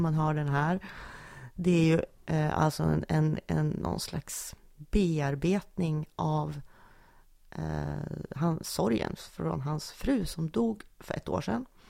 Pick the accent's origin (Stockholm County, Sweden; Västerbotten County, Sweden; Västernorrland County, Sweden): Västernorrland County, Sweden; Junsele; jag är en lantistjej från Junsele